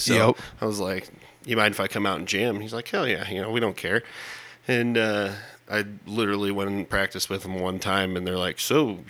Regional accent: Lanesboro, Iowa, United States; also born or lived in Pennsylvania; We moved back here to Iowa. Grew up in Lanesboro, actually.

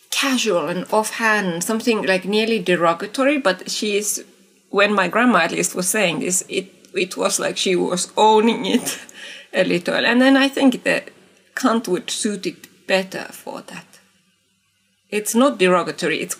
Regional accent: Eastern Finland, North Karelia, Finland; I am from Kola slash Pohjois-Karjala, so Eastern Finland.

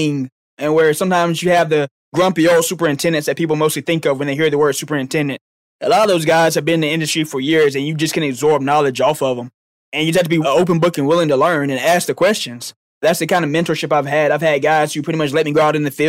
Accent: Dothan, Alabama, United States; I'm from Dothan, Alabama

